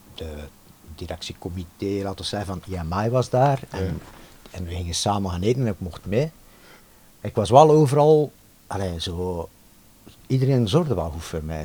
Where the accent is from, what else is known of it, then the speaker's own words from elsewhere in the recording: Ghent, Flanders, Belgium; ik kom uit Gent, wij woonden in de Nam in Gent